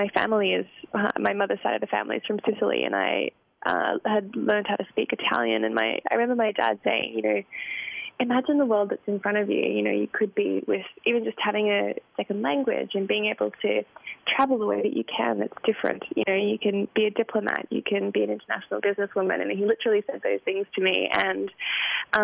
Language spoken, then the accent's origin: English; Lismore, New South Wales, Australia; now in Chicago, United States; Lismore is a country town, and it's close to Byron Bay